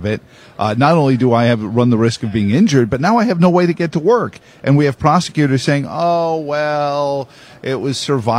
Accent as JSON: {"language": "English", "town": "New York City", "region": "New York", "country": "United States", "tie": "born or raised there", "said": "I grew up in Queens"}